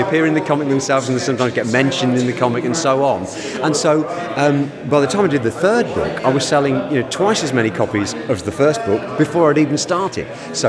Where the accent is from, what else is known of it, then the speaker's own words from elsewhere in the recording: Aberdeen, Scotland, United Kingdom; now in Chepstow, United Kingdom; I hail originally from Aberdeen, although you can't tell that from the accent. I live now in Chepstow in South Wales.